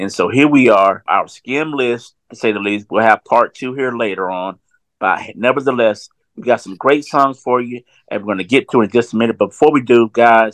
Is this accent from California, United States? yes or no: no; Southwest Georgia, United States; as a young man growing up in Southwest Georgia